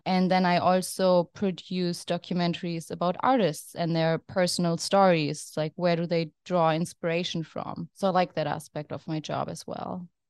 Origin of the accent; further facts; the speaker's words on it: Germany; now in New York City, United States; I'm originally from Germany, as you can hear from my accent